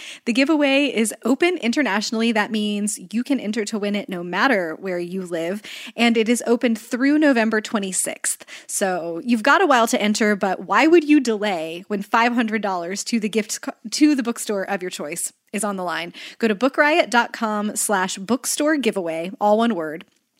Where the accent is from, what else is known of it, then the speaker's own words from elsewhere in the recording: the South, United States; accent: Southern; And then I think I would have to like bring my full Southern accent back